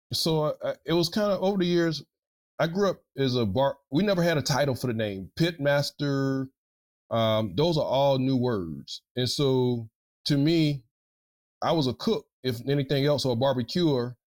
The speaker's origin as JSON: {"language": "English", "region": "South Carolina", "country": "United States", "moved": "yes", "lives_now": "Louisiana, United States"}